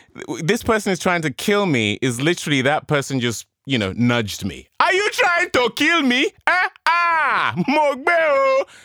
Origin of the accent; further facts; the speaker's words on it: England, United Kingdom; accent: English; I've got my English accent